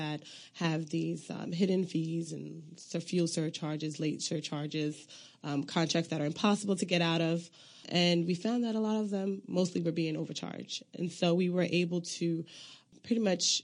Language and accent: English; Long Island, New York, United States; moved away as an adult; also born or lived in Accra, Ghana / Elmira, New York; now in Washington, D.C., United States; I grew up in Long Island, New York. My parents migrated from Sierra Leone and Liberia in the 70s